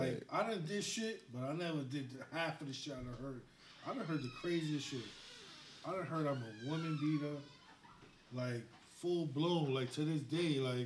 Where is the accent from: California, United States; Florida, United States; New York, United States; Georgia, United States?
New York, United States; New York City; We grew up with all the niggas our age in Canarsie is our friends.